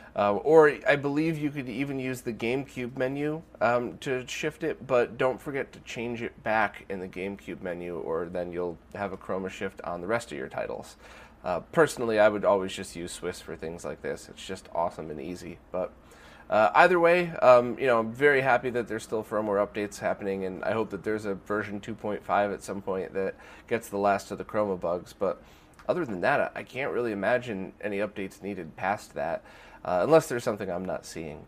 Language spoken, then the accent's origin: English; United States; I'm an American